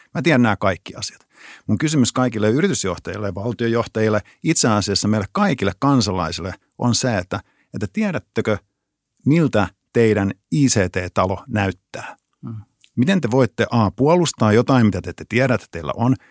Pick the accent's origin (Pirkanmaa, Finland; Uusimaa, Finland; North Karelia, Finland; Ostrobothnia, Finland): Pirkanmaa, Finland; Pirkkala; mä, mä tuun Pirkkalasta